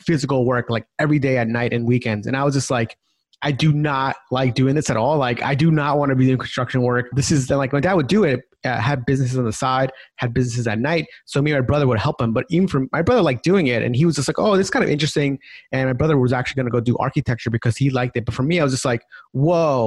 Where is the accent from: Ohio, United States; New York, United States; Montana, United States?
New York, United States; Long Island; my background is I grew up in New York, so Long Island.